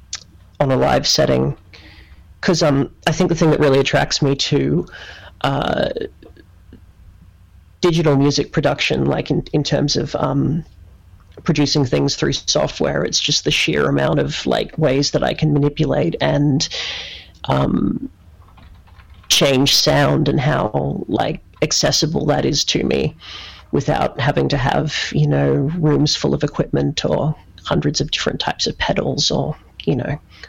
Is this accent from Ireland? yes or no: no; Australia; I was from Australia